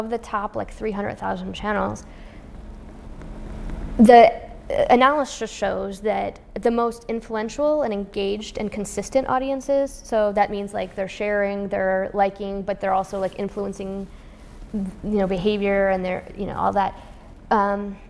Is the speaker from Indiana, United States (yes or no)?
yes; Indiana, United States; I grew up in Indiana, and I love my people in Indiana